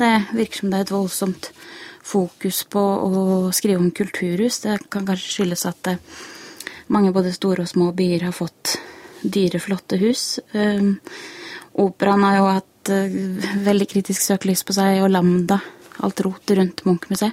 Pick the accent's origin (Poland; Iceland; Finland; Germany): Iceland; now in Norway; jeg er jo islandsk og leser islandske aviser